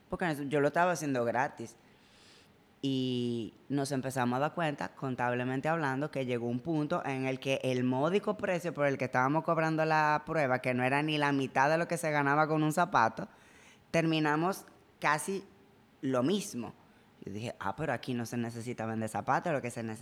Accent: Spain; born there; Yo nací en España.

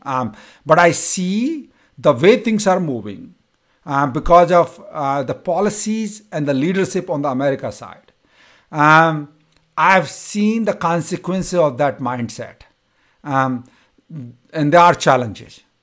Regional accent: India; moved away as an adult; now in United States; from my college to my hometown, it used to take me six to seven hours to travel

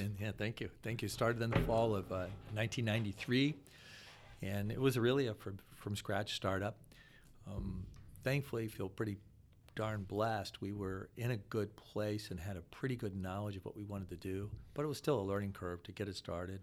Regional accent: Akron, Ohio, United States; also born or lived in Williamsburg, Virginia; born and raised in Akron, one of, uh, six kids

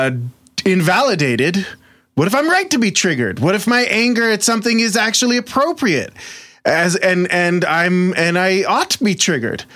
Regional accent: Jerusalem, Jerusalem District, Israel; moved away; I grew up in Jerusalem, Israel, occupied Palestinian territories.

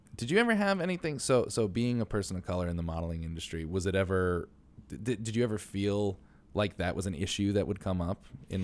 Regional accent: New York City, New York, United States; So like as a New Yorker, I don't go to nearly as many plays as I should

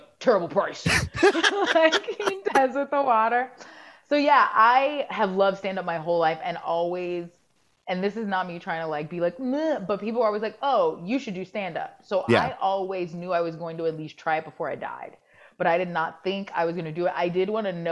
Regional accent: Jacksonville, Florida, United States; moved away; also born or lived in Baltimore; I grew up there

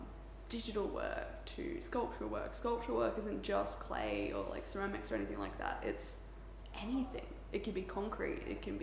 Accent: Port Douglas, Queensland, Australia; Port Douglas.

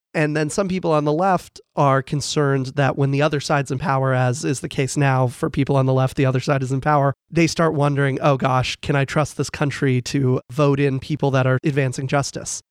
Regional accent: Falls Church, Virginia, United States; I'm from Falls Church, Virginia

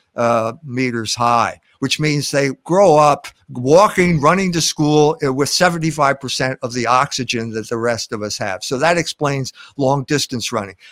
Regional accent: Philadelphia, Pennsylvania, United States; I grew up in Philadelphia.

